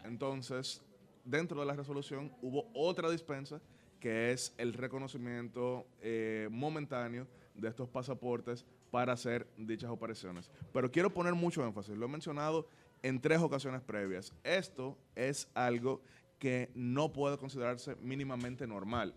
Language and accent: Spanish; Dominican Republic